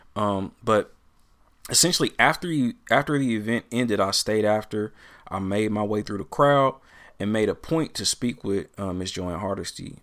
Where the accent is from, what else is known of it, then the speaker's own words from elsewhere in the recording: Portland, Oregon, United States; growing up in Portland